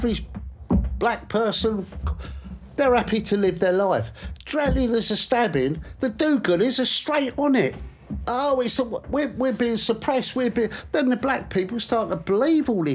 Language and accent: English; England, United Kingdom; this is my country. I'm an Englishman.